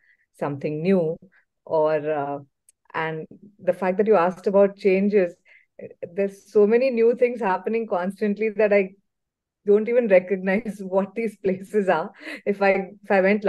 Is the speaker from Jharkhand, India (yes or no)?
no; Mumbai, Maharashtra, India; moved away as an adult; now in Bangalore, India; I was born and brought up in Mumbai, and I am a fourth generation Mumbaikar.